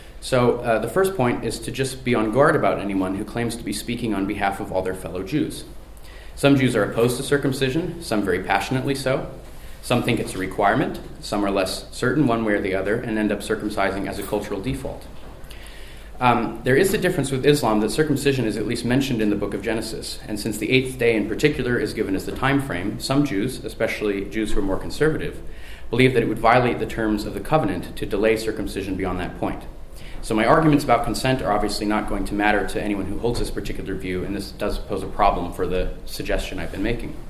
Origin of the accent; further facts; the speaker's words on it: Seattle, Washington, United States; moved away as an adult; now in Europe; my hometown of Seattle